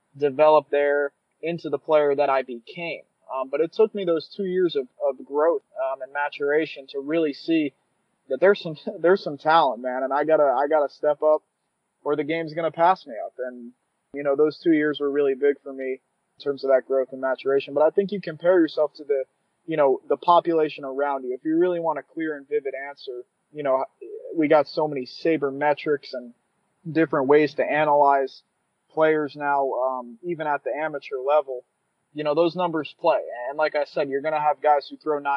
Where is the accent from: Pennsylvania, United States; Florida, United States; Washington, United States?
Florida, United States; South; moved away; I'm from South Florida, as you know, Ethan, and in my backyard, probably 2 miles from my house, is Nova Southeastern